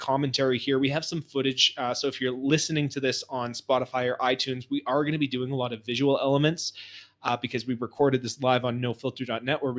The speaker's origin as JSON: {"language": "English", "town": "Montreal", "region": "Quebec", "country": "Canada", "said": "I was from Montreal"}